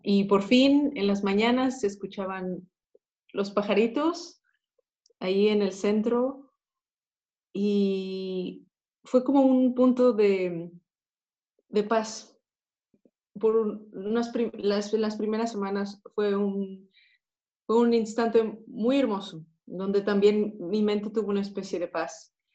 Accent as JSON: {"language": "Spanish", "region": "Mexico City", "country": "Mexico", "moved": "as an adult", "lives_now": "Netherlands", "said": "yo soy mexicana de la Ciudad de México"}